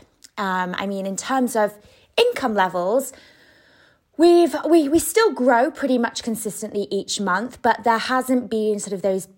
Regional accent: United Kingdom; moved away as an adult; now in Spain; I am British

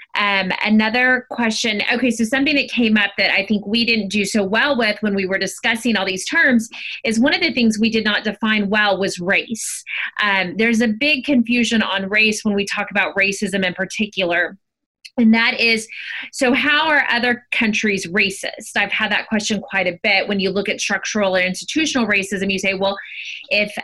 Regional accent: Honduras; now in United States; I grew up in Honduras.

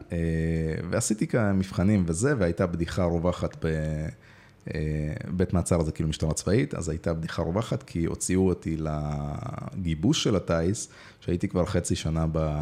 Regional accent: Israel; also born or lived in Moldova; עליתי לארץ, לא נולדתי פה, אבל אה, עליתי בגיל יחסית צעיר, בשבע

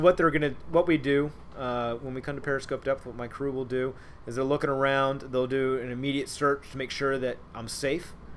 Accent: Cincinnati, Ohio, United States; moved away as an adult; also born or lived in Pearl Harbor, Hawaii / Millington, Tennessee; now in Groton, United States; I'm from Cincinnati

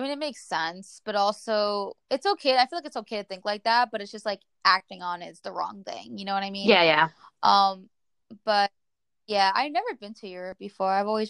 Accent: New Jersey, United States; now in Florida, United States; I also feel like when I moved from Jersey to Florida, even though it's still the US, I feel like I got a culture shock

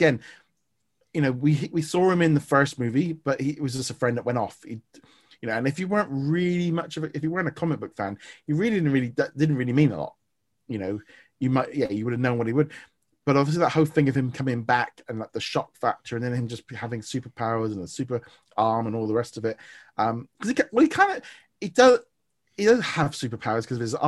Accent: United Kingdom; as a Brit

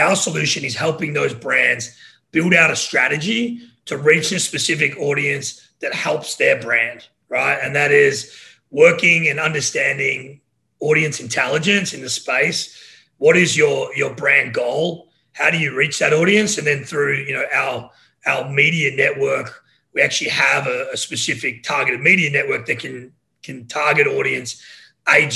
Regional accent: Australia; moved away as an adult; also born or lived in Los Angeles; now in United States; So I'm Australian

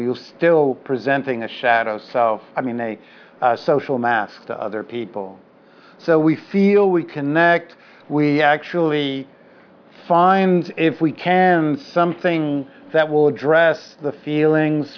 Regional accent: New York City, New York, United States; I'm a Jew from the Upper West Side and then from the Lower East Side

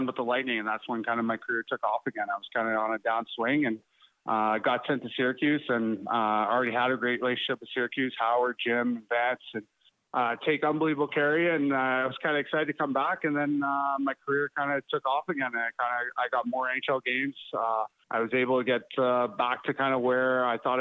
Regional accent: Ottawa, Ontario, Canada; I grew up in Ottawa, so it was close to home.

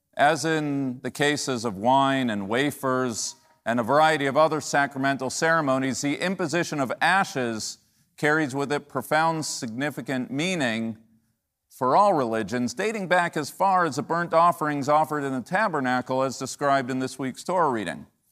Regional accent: United States; As an American Jew

